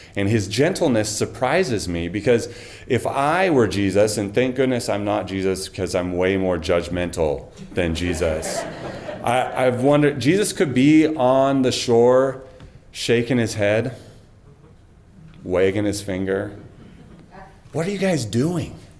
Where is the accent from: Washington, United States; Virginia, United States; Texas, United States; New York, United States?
Washington, United States; Snohomish; moved away as an adult; also born or lived in California; I grew up in Snohomish, just down the road on Highway 9.